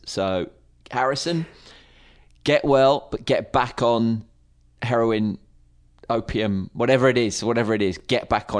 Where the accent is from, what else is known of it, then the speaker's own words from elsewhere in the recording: United Kingdom; I'm a Brit.